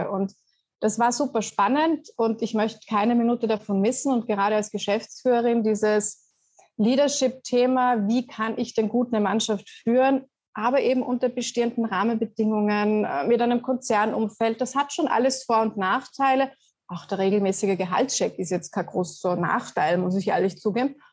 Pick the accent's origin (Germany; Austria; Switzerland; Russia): Austria; vielleicht ja als Österreicherin mit Skifahren aufgewachsen, ist das ja gar nicht immer so.